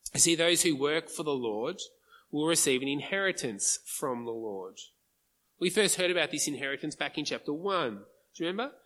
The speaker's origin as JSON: {"language": "English", "country": "Australia", "said": "as an Aussie"}